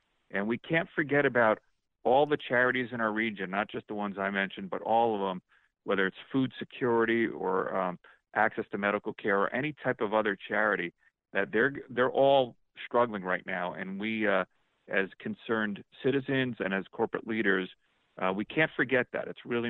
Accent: East Coast, United States; moved away as an adult; now in St. Louis, United States; I'm not a native of St. Louis. I lived on the East Coast my whole life until 6 years ago. My wife and I, we moved here for this job with our kids, and we're here forever.

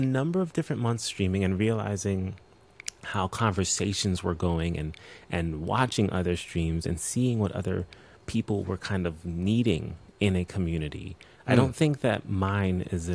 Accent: New York, United States; I'm from New York, born and raised

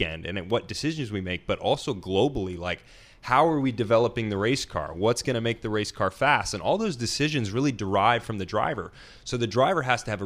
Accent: Nashville, Tennessee, United States; I grew up, I'm from Nashville, Tennessee

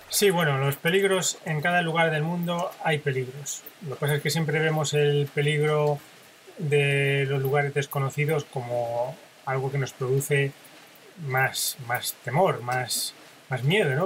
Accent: Spain; yo, que soy español

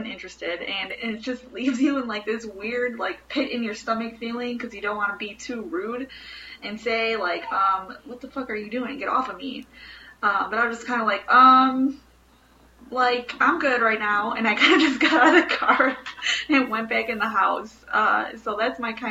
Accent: Chicago, Illinois, United States; I'm from Bridgeport in Chicago

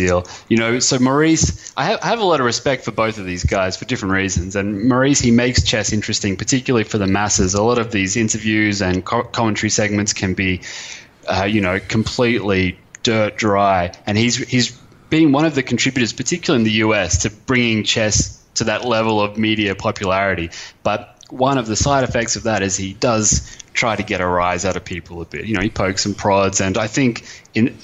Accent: Brisbane, Queensland, Australia; moved away as an adult; also born or lived in Europe; I got a job back in Brisbane, my hometown

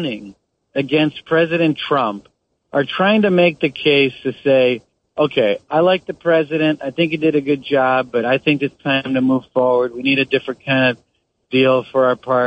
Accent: Wisconsin, United States; I grew up in Wisconsin.

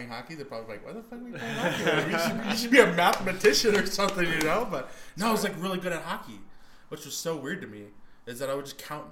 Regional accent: New Mexico, United States; now in Boulder, United States; I'm from New Mexico, so it could be 505 or 575

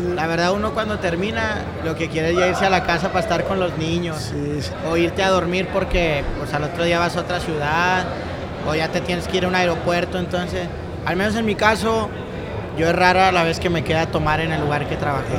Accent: Monterrey, Nuevo León, Mexico; yo soy nacido en Monterrey, Nuevo León

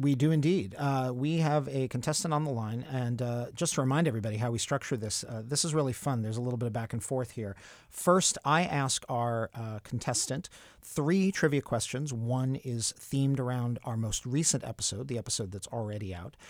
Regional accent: New York City, New York, United States; my hometown of Brooklyn, New York

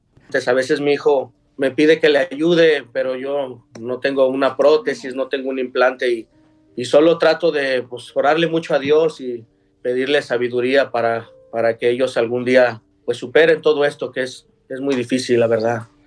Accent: Guadalajara, Jalisco, Mexico; moved away as an adult; nosotros somos de Guadalajara, Jalisco

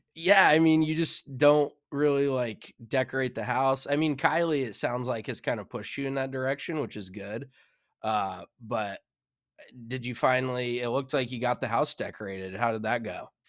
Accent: Colorado, United States; moved away; growing up in Colorado, you're used to seeing mountains and snow

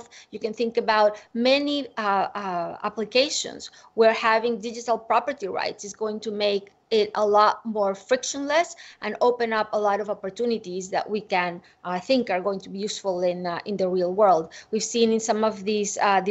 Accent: Venezuela; I grew up in Venezuela

